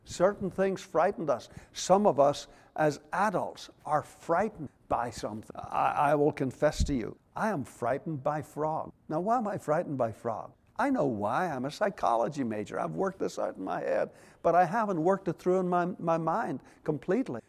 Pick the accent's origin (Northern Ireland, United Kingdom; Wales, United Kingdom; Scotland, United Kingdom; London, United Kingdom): Northern Ireland, United Kingdom; Belfast; also born or lived in Moss Point, Mississippi; now in United States; we as youngsters growing up in Belfast